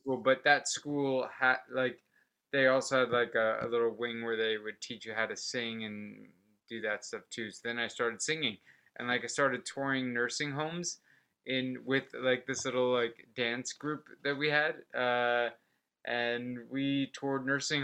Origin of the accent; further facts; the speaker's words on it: Port Charlotte, Florida, United States; also born or lived in Orlando, Florida; I was born in a place called Port Charlotte, which is like the southwest side of Florida. And like, it was a pretty small